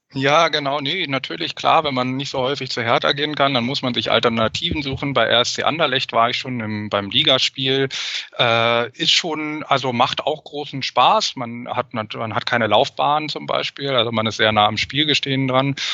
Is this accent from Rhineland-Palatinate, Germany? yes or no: no; Berlin, Germany; moved away as an adult; also born or lived in Paris / Netherlands; now in Brussels, Belgium; bin aber eigentlich Berliner, komme aus Schöneberg und Wilmersdorf. Das ist so ein bisschen mein Kiez gewesen.